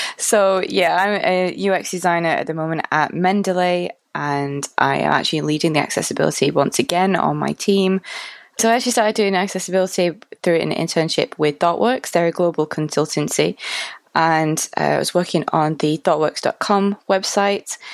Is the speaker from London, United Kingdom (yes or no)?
no; Manchester, North West England, United Kingdom; So I'm from Manchester